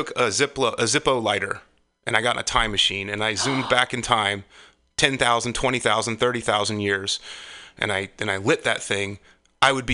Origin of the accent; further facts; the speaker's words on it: Wade, North Carolina, United States; moved away as an adult; also born or lived in Fort Bragg, North Carolina / Fayetteville, North Carolina; now in Walnut Creek, United States; I'm from the Southeast. I was born and raised in North Carolina